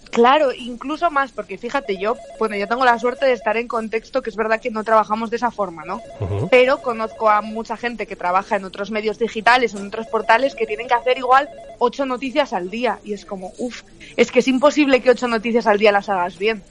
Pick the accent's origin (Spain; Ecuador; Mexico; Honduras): Spain; León, Castile and León; yo soy de León